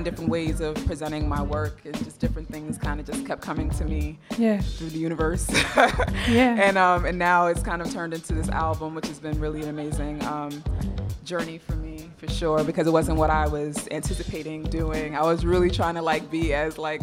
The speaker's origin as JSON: {"language": "English", "town": "New York City", "region": "New York", "country": "United States", "said": "I'm from Brooklyn"}